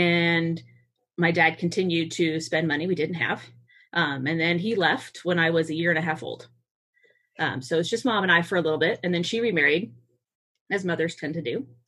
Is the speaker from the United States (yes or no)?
yes; Massachusetts, United States; born there; I was born in Massachusetts. My mother and my father's family are both immigrant families.